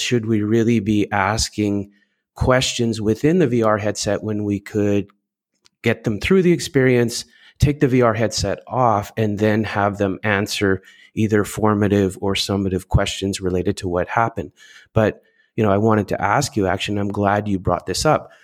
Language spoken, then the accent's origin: English; Canada; I'm Canadian